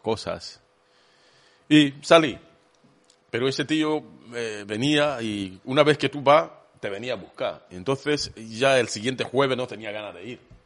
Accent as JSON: {"language": "Spanish", "country": "Kenya", "second_language": "Spanish", "moved": "as an adult", "lives_now": "Spain", "said": "mi tribu, hablaba Kikuyu"}